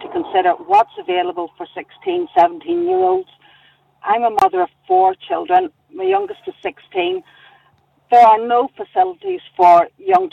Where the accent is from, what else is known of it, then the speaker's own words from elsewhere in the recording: Lurgan, Northern Ireland, United Kingdom; I'm from Lurgan